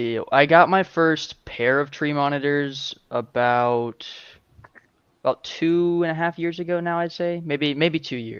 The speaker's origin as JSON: {"language": "English", "region": "Arizona", "country": "United States"}